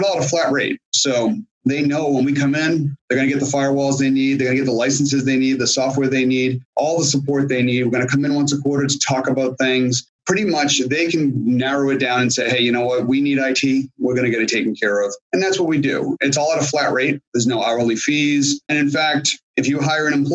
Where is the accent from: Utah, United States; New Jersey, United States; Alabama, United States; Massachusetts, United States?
Massachusetts, United States; Boston; moved away as an adult; also born or lived in Washington, DC area; now in Springfield, Virginia, United States; I grew up in the Boston area, went to school in the Boston area